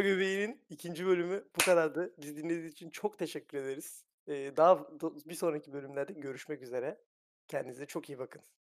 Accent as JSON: {"language": "Turkish", "region": "Thrace", "country": "Turkey", "said": "Trakyalıyım ben"}